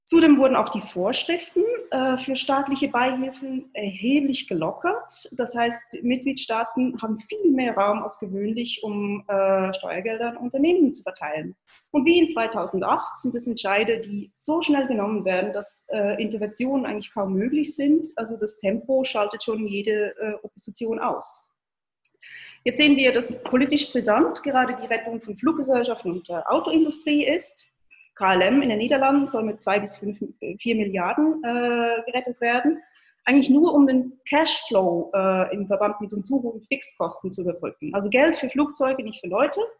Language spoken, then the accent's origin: German; Switzerland; wie gesagt, ich bin Schweizerin und äh, äh, höre mir jeden Tag die Schweizer Nachrichten an.